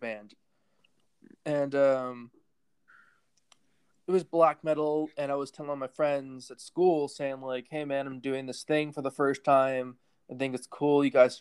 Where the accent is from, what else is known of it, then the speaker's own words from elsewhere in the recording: Fullerton, California, United States; my hometown called Fullerton